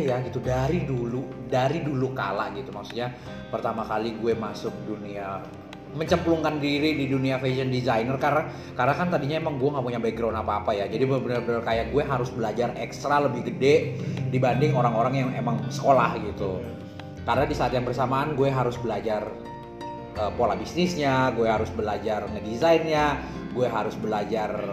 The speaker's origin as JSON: {"language": "Indonesian", "town": "Bontang", "region": "East Kalimantan", "country": "Indonesia", "tie": "born or raised there", "moved": "yes", "said": "di Bontang dulu gue ma- eh, langganan majalahnya"}